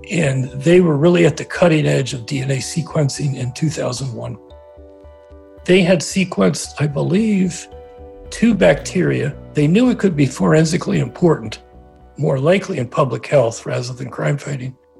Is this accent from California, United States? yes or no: no; Trenton, New Jersey, United States; I grew up around Trenton, New Jersey